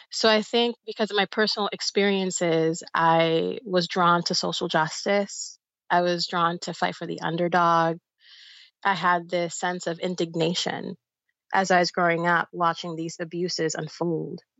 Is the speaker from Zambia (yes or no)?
no; Bayamón, Puerto Rico; born there; so I'm Puerto Rican and Dominican. I was born in Bayamón, Puerto Rico. My mother's from the Dominican Republic